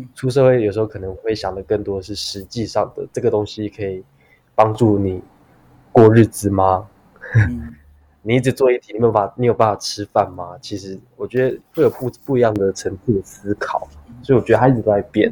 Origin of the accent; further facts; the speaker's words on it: Taipei, Taiwan; 从小在台北长大，其实我从，在出生，台北出生，台北念书，然后到现在也都在台北